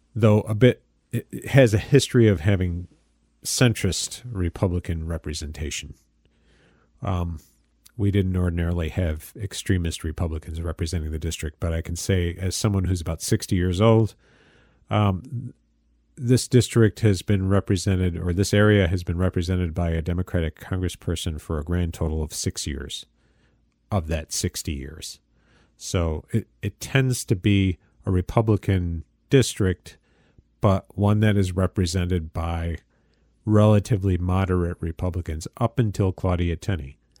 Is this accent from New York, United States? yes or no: yes; Michael Arcuri's congressional district, New York, United States; Michael Arcuri's first campaign for, for the congressional seat in my hometown here